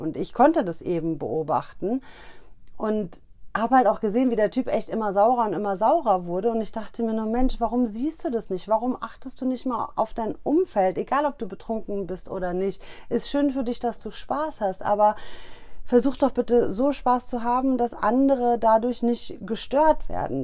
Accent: Hesse, Germany; Ich komme ja aus Hessen

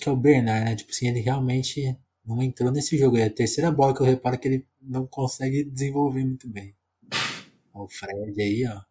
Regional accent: Ribeirão Preto, São Paulo, Brazil; moved away; eu sou do interior de São Paulo, né? Ribeirão

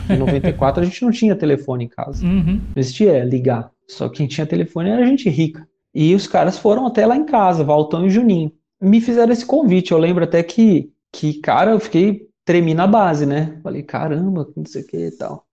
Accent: São Paulo, Brazil; Sou um, cara oriundo da Vila Brasilândia em São Paulo, zona norte de São Paulo, da periferia, nascido e crescido naquela região

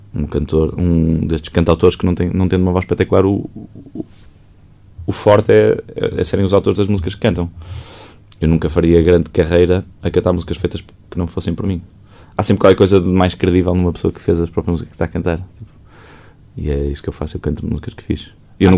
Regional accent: Maia, Porto District, Portugal; eu não cresci propriamente no Porto, eu, eu, eu, eu, sou da Maia. E a casa dos meus pais era na Maia, a casa dos meus avós era na Maia, em Águas Santas. E era ali uma infância muito enfiada na casa da minha avó

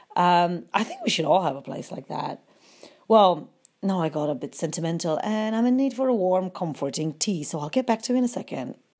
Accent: Łódź, Łódź Voivodeship, Poland; moved away as an adult; I was from Wooch and my dad was a policeman

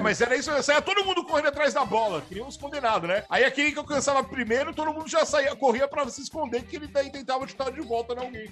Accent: Guarulhos, São Paulo, Brazil; essa foi a minha infância aqui no, em Guarulhos

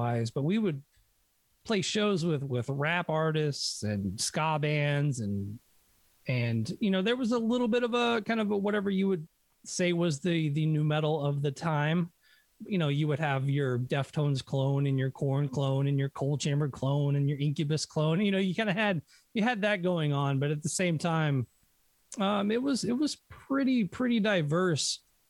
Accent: Hendersonville, Tennessee, United States; I grew up in Hendersonville, which is a suburb of Nashville

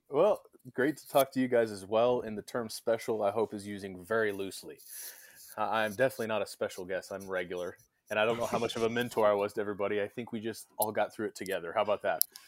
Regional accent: Irving, Texas, United States; now in Midland, United States; I grew up in Irving, Texas

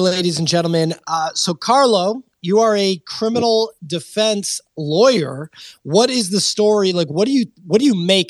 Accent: Boston, Massachusetts, United States; I'm from Boston

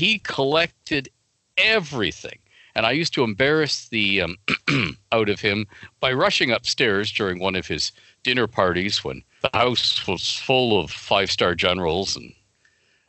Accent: Toronto, Ontario, Canada; I grew up in Don Mills

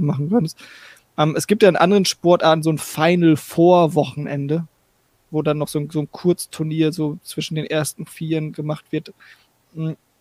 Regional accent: Northern Germany, Germany; now in United States; ich komme aus dem Norden

